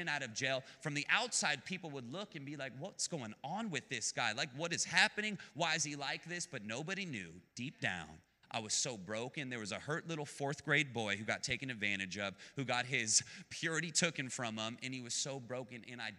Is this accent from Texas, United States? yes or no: yes; Dallas, Texas, United States; also born or lived in Phoenix, Arizona; I was born in Phoenix, moved really quickly. And when I had moved, I came to Texas, and I was in Dallas, and my mom was raising me